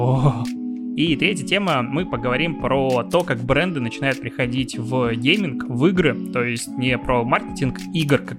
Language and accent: Russian; Belarus; я, наверное, как белорус, я даже не знаю, вот значит ли это, что я могу начинать сейчас, данную секунду, тему про телеграм?